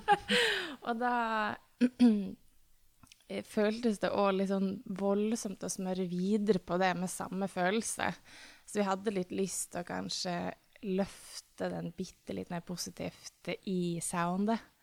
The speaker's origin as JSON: {"language": "Norwegian", "town": "Tromsø", "region": "Troms", "country": "Norway", "moved": "yes", "said": "fordi jeg er fra Tromsø"}